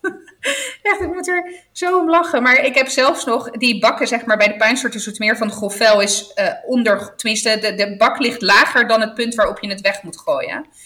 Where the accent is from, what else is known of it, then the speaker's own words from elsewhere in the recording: Apulia, Italy; moved away; de streek waar ik vandaan kom inmiddels, geloof ik, het nieuwe Ibiza is. want echt iedereen gaat naar Puglia